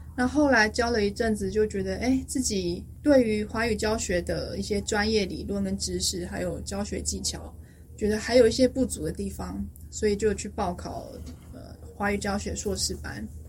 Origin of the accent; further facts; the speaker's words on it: Taipei, Taiwan; first language Chinese; moved away as an adult; also born or lived in United States / United Kingdom; now in Stockholm, Sweden; 我台北人，小时候就在台北长大